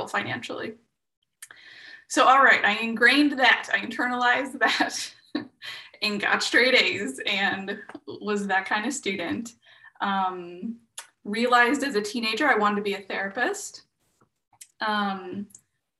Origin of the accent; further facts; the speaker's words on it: Midwest, United States; I grew up in the Midwest, in a low SES family